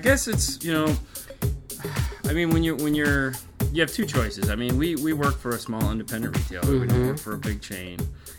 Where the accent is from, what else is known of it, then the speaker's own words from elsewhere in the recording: Michigan, United States; I'm from Michigan. I know what it's like.